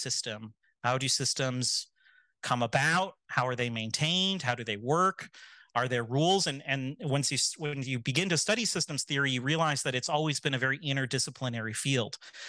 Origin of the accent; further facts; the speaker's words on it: Michigan, United States; I grew up in Michigan, moved around a bit.